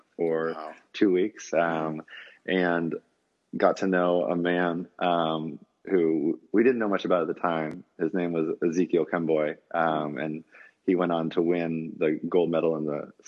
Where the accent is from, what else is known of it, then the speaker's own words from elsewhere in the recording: United States; as an American